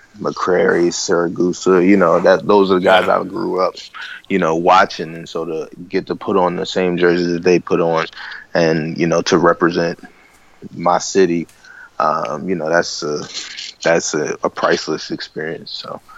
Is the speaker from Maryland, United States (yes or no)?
yes; Baltimore, Maryland, United States; born or raised there